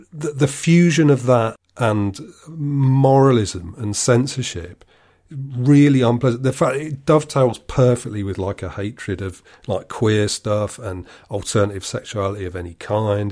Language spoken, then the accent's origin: English; United Kingdom; I'm British.